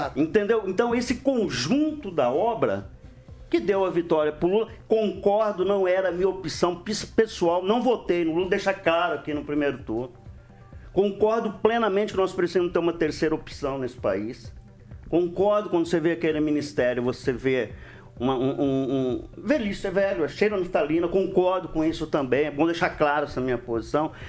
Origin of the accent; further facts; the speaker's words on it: Brazil; sou brasileiro já há 58 anos, ou não, 59 anos eu sou brasileiro